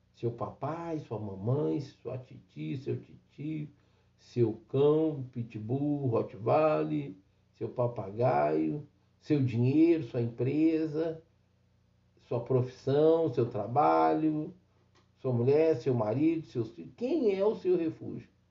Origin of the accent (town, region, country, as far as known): Brazil